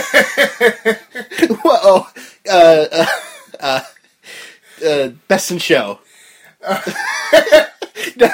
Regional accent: New Jersey, United States; born or raised there

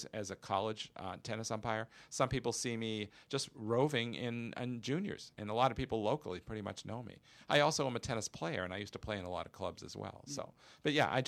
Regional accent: Quincy, Massachusetts, United States; also born or lived in Downers Grove, Illinois; now in Chicago, United States; I grew up out in Massachusetts

